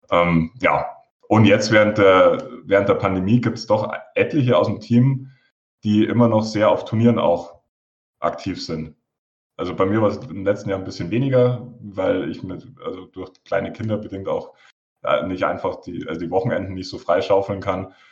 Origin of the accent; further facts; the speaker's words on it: Munich, Bavaria, Germany; Ja, ich komme aus München, spiele seit 2014 X-Wing